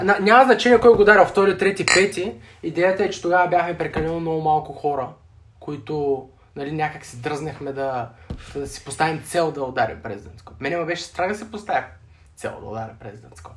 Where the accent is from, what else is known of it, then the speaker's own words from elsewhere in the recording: Sliven, Sliven Province, Bulgaria; now in Sofia, Bulgaria; съм родом от Сливен